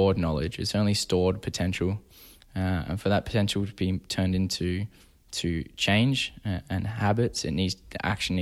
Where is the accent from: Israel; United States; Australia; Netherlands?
Australia; Perth, Western Australia; now in Toronto, Canada; I grew up in Perth, Western Australia, which is a smaller city to Toronto.